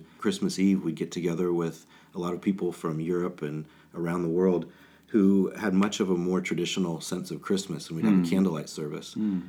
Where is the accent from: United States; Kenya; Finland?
Kenya; When I was a kid growing up in Kenya, not to kind of give the when I was a boy story, but we had a ham radio to get news out